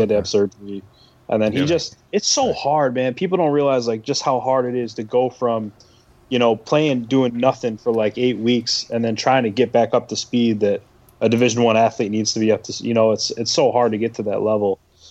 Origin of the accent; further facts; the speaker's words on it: Syracuse, New York, United States; growing up in Cuse, being a young kid